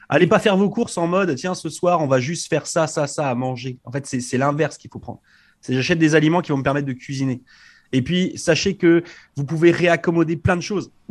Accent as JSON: {"language": "French", "country": "France", "moved": "yes", "lives_now": "Canada", "said": "depuis que je suis arrivé de France, là, je mange du céleri ici au Canada"}